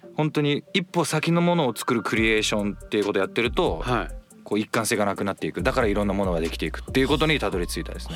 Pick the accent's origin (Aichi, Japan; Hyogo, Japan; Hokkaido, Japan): Aichi, Japan; Toyoyama; moved away as an adult; now in Tokyo, Japan; 愛知県の豊山町というところですねあの西春日郡郡